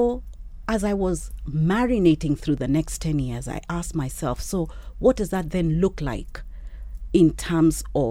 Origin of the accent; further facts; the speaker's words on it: Kenya; me as a Kenyan woman